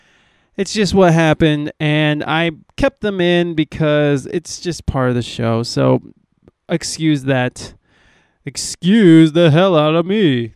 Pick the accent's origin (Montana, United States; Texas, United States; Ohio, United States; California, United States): Ohio, United States; also born or lived in Flint, Michigan; now in San Diego, United States; I'm from Ohio